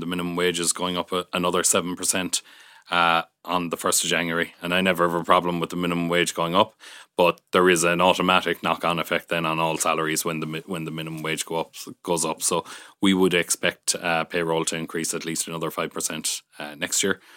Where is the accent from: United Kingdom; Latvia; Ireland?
Ireland; Youghal, Munster; moved away as an adult; also born or lived in Galway / Switzerland / Dublin / Killarney; I grew up in Yall County, Cork